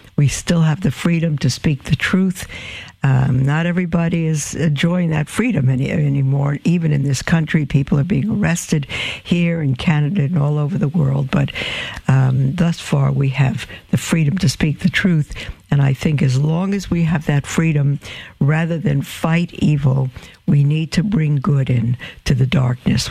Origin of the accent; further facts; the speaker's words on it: New York City, New York, United States; I'm from Brooklyn and it probably sounds like D A W G A dogma